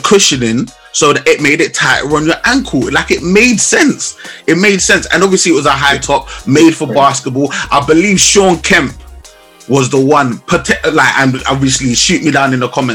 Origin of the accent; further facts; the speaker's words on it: London, United Kingdom; We're both from London, both London born and bred